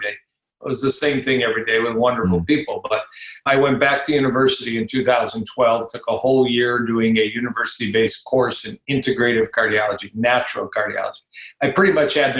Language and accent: English; Detroit, Michigan, United States; also born or lived in Ann Arbor, Michigan / Dallas / Kansas City; I grew up in Detroit, Michigan. I'm talking to you now from a suburb of Detroit, Michigan.